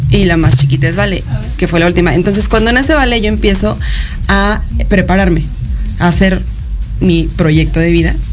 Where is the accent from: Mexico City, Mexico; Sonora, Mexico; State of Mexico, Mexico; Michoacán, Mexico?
Mexico City, Mexico; born there; Eh, bueno, pues nací en la Ciudad de México eh